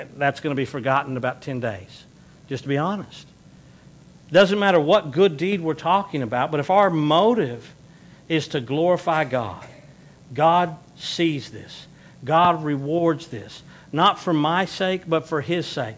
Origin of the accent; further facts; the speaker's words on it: Texas, United States; we're from the South, especially those of us that are Texans